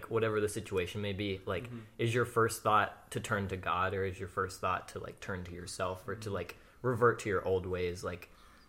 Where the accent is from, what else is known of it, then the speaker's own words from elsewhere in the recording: Pennsylvania, United States; now in Wyoming, United States; I grew up in Pennsylvania, live in Wyoming